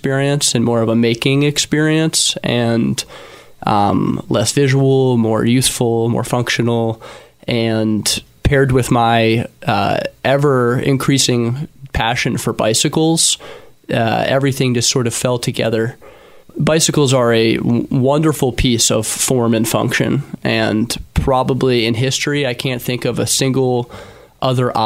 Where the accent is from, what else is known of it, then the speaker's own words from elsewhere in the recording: Philadelphia, Pennsylvania, United States; I was born and raised in Philadelphia.